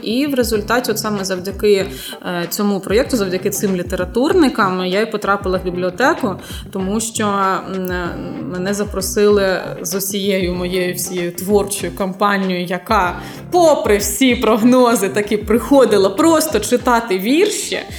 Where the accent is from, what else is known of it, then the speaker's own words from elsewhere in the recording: Luhansk Oblast, Ukraine; moved away as an adult; now in Zaporizhzhia, Ukraine; народилася я і виросла на Луганщині